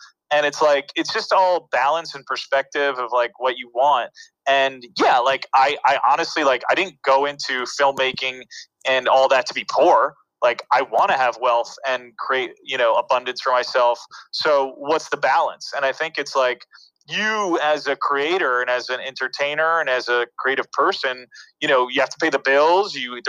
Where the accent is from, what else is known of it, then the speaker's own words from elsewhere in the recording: New York City, New York, United States; also born or lived in Los Angeles / New Jersey; I was born in New York City, and you know, my parents would go to work every day, and I was raised by my grandma, you know, during the day as a child. So she lived on St. Mark's Place since the 50s.